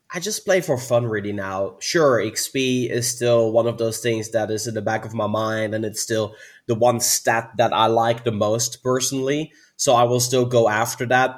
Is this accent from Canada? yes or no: no; Netherlands; I'm from the Netherlands